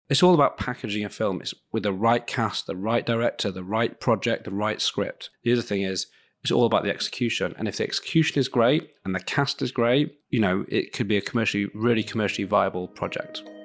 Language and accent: English; Leeds, Yorkshire and the Humber, United Kingdom; in Leeds, in my, my hometown